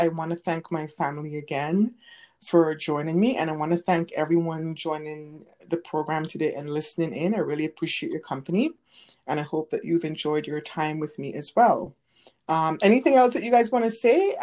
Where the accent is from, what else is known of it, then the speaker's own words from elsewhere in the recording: St. Vincent & Grenadines; moved away; growing up in St. Vincent